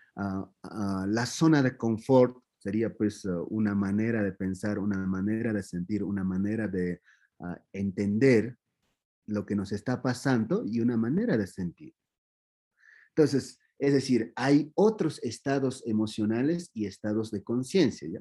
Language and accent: Spanish; Q'eros, Cusco, Peru; Spanish is a second language; now in Cusco, Peru; soy de Peros y no, yo soy, ahora estoy en Cusco